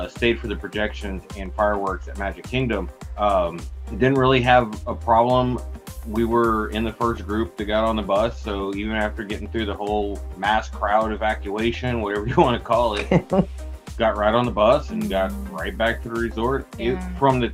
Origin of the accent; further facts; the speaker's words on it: Texas, United States; we're from Texas